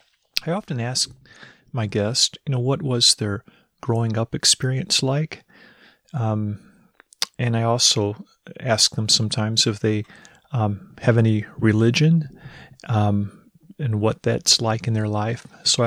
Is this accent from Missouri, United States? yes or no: yes; Missouri, United States; I'm from Missouri. I joined the Navy at 18, got married at 18 as well.